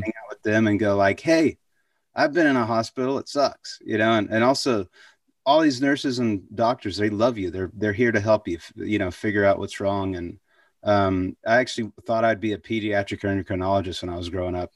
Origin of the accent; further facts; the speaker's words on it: Waco, Texas, United States; also born or lived in Abilene, Texas; I was born in Abilene, but, uh, when we were two, it moved to, moved to, to Waco